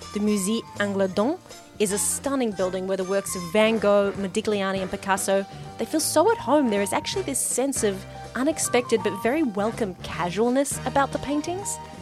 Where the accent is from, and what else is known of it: Melbourne, Victoria, Australia